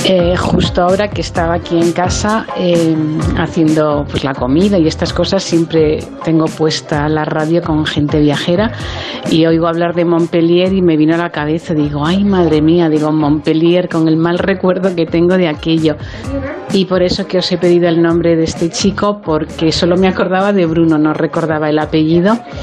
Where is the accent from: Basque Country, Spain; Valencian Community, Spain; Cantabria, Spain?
Cantabria, Spain; Santander; Yo soy de Santander